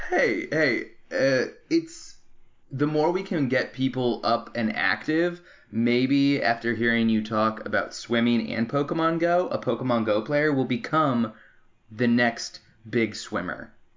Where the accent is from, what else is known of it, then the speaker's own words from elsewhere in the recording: Arizona, United States; moved away as an adult; now in Los Angeles, United States; I was born and raised in Arizona